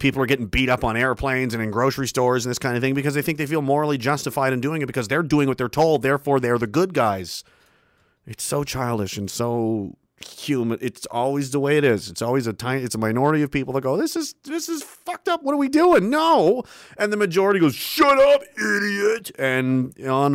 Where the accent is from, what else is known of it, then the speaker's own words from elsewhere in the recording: Canada; I'm from the East Coast